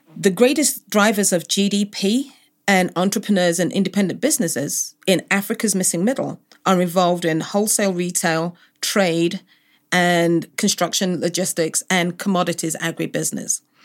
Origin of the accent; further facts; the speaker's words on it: London, United Kingdom; also born or lived in Cameroon; born and raised in London